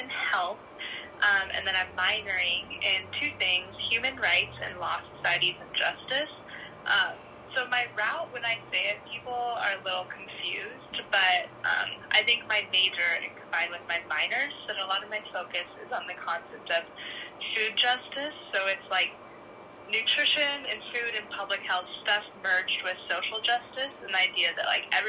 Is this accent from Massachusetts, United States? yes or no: no; Tri-Cities, Washington, United States; moved away as an adult; now in Seattle, United States; I'm originally from Tri-Cities, Washington, which is like the desert side of Washington